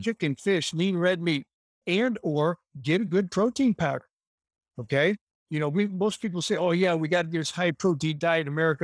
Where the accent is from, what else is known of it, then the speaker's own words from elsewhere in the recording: Chicago, Illinois, United States; I grew up in Chicago